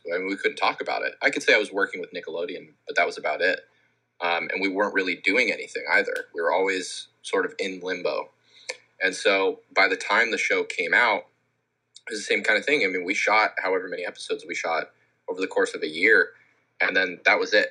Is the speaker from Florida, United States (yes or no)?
no; Scottsdale, Arizona, United States; moved away; I was involved in a lot of the local music scene where I grew up in Scottsdale